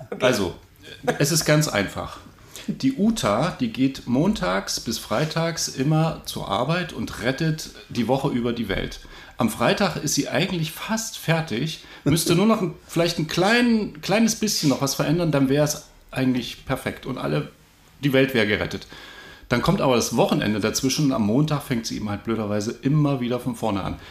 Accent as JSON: {"language": "German", "area": "a small town near Halle", "region": "Saxony-Anhalt", "country": "Germany", "tie": "born or raised there", "said": "Ich bin klassischer Sachsen-Anhalter. Also, aber bei Halle bin ich aufgewachsen in einem kleinen Ort"}